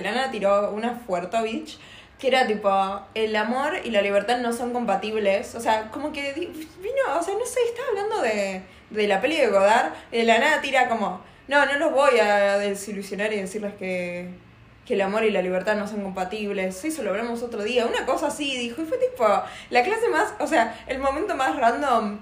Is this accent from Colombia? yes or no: no; Buenos Aires, Argentina; somos muy porteñas